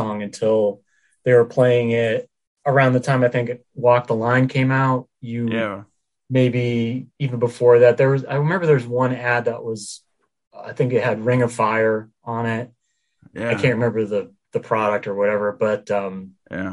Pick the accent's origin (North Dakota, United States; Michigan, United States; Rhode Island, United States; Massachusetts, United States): Massachusetts, United States; Worcester area, central; moved away; I'm more from the Worcester area. It's central Mass, small town. So I grew up in a small town